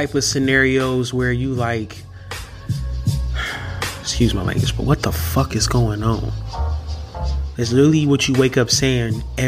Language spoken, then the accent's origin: English; Milwaukee, Wisconsin, United States; I'm from Milwaukee, Wisconsin.